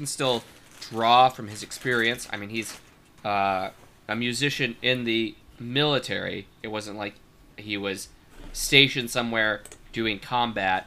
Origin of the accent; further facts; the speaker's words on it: Nebraska, United States; I was born in Nebraska. I'm a corn husker.